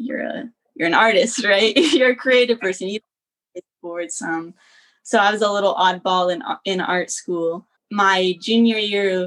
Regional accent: Lancaster, Ohio, United States; I grew up in Ohio, Amish country, Lancaster, Ohio, often confused with Lancaster, Pennsylvania

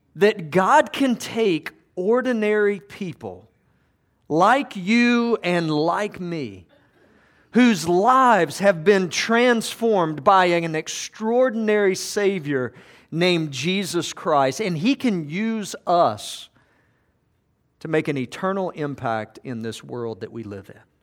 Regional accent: Georgia, United States; I grew up in Georgia

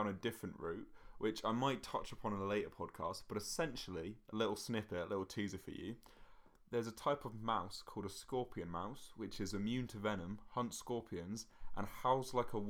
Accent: Scotland, United Kingdom; I don't know why I'm Scottish

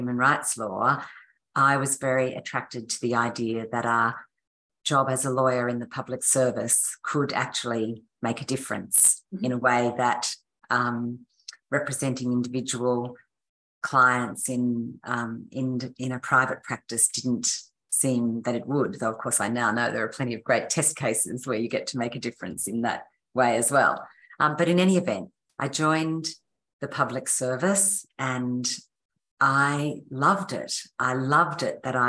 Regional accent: Sydney, New South Wales, Australia; moved away as an adult; also born or lived in Canberra; I grew up in Sydney, and I went from school to university at the University of Sydney initially.

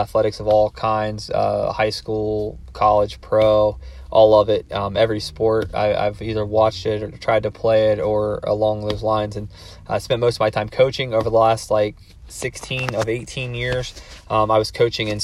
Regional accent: Circleville, Ohio, United States; I'm from Circleville, Ohio

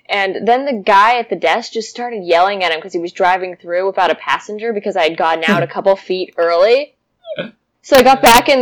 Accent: Anaheim, California, United States; moved away; there's the beach there, like Hawaii. And I grew up there

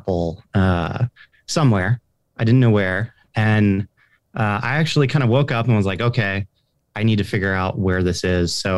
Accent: Montana, United States; I grew up in Montana, currently live in Bozeman, Montana

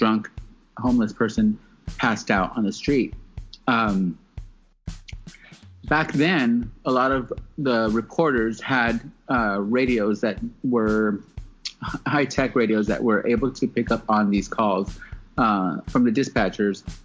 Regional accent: Southern California, United States; growing up in Southern California

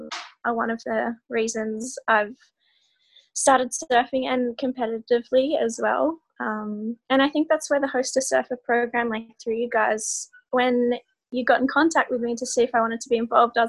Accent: Phillip Island, Victoria, Australia; I am from Phillip Island, Victoria. I'm 20 years old. I finished school 3 years ago. I started surfing when I was 5, I think.

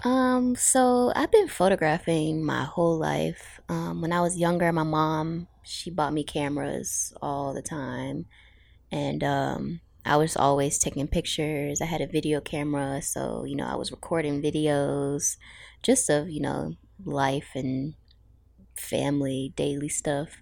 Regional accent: Suffolk, Virginia, United States; also born or lived in Norfolk; now in Newport News, United States; I'm from a lot of places, but I grew up in Suffolk and I currently live in Newport News

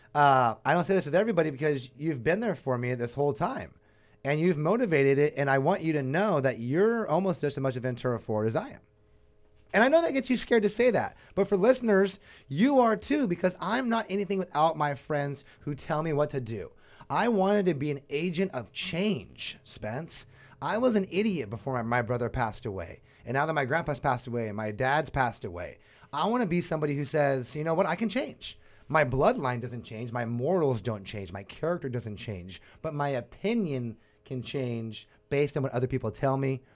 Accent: Ventura, California, United States; I'm from Ventura

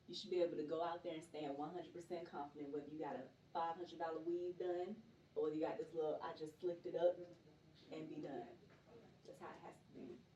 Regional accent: Stone Mountain, Georgia, United States; Originally from right here in Atlanta, Georgia, born and raised in Stone Mountain.

